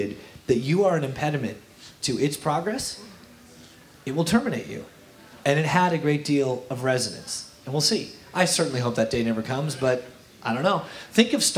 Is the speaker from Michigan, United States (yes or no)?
yes; Kalamazoo, Michigan, United States; I'm from Kalamazoo, Michigan